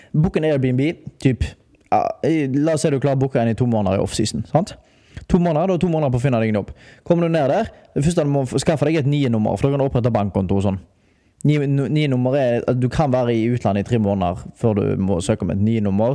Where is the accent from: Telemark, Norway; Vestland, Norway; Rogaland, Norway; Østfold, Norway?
Rogaland, Norway; Haugesund; moved away as an adult; now in Spain